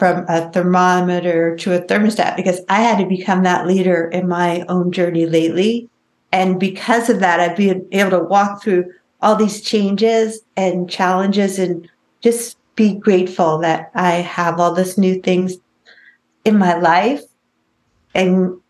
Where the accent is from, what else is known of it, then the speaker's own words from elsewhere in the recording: New York, United States; also born or lived in Los Angeles; now in Tri-Cities, United States; This year, I moved from Los Angeles, where I've lived for 25 years. Before that, I was from New York, to the middle of nowhere.